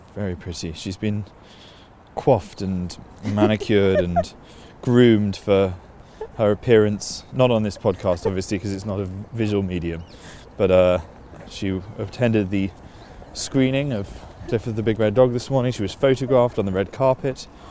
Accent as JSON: {"language": "English", "region": "London", "country": "United Kingdom", "tie": "born or raised there", "said": "we grew up in Putney"}